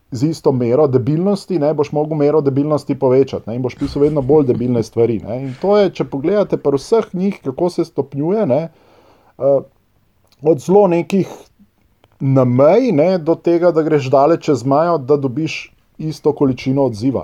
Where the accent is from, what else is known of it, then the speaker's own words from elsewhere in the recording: Ljubljana, Slovenia; first language Serbo-Croatian; Slovenian is a second language; jaz sem iz Ljubljana